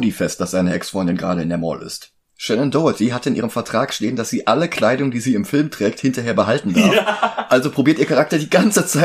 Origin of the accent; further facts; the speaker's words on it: Germany; bei uns in Deutschland.